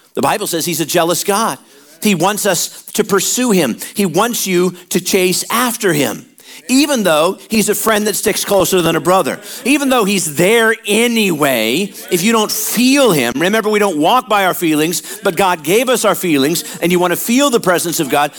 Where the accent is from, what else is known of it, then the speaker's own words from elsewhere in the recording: Midwest, United States; moved away; we were born and raised in the Midwest and a lot of cold, a lot of wind chill